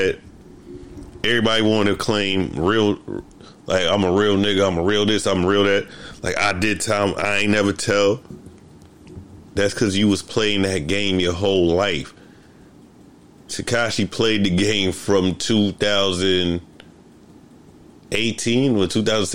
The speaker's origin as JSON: {"language": "English", "town": "New York City", "region": "New York", "country": "United States", "tie": "born or raised there", "said": "growing up in the Bronx, we had a group of friends"}